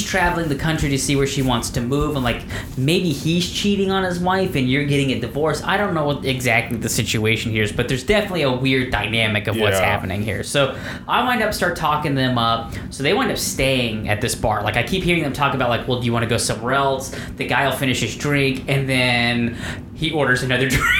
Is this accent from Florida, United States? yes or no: yes; Florida, United States; I'm from Florida